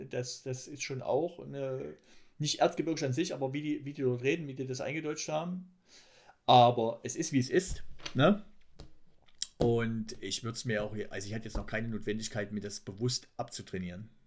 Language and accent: German; East Thuringia, Germany; now in Munich, Germany; ich bin ja Ostthüringer, aber das ist schon so weit an Sachsen dran